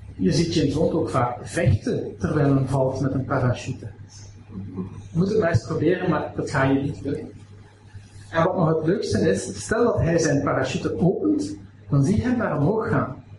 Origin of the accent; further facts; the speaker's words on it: Aalst, Flanders, Belgium; ik kom uit Aalst